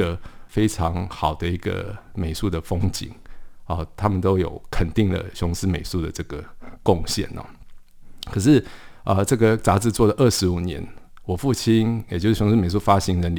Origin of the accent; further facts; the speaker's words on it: Paris, Île-de-France, France; born there; 黎就是这个巴黎的黎啊，因为我是在巴黎出生的。